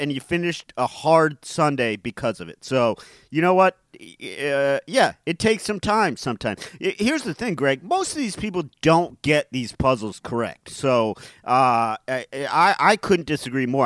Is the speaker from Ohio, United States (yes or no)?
yes; Cleveland Heights, Ohio, United States; That's my hometown. That's where I grew up.